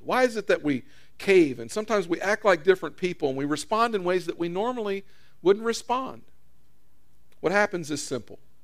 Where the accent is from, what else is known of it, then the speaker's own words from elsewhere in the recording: United States; I was born in America